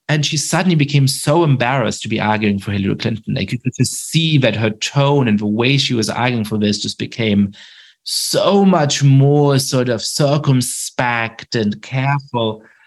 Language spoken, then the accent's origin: English; Germany; I grew up Jewish in Germany